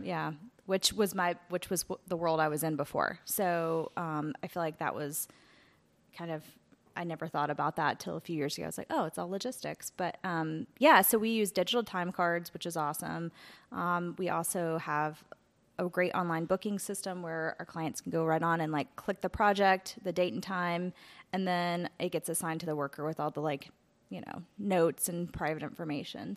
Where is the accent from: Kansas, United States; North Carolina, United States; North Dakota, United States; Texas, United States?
North Carolina, United States; Asheville; I grew up in Asheville and had a house and pet sitting business